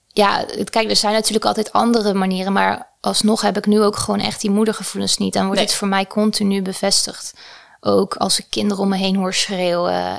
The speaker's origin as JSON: {"language": "Dutch", "town": "Tholen", "region": "Zeeland", "country": "Netherlands", "tie": "born or raised there", "moved": "yes", "lives_now": "Utrecht, Netherlands", "said": "ik ben opgegroeid in Zeeland op het eiland Tolen."}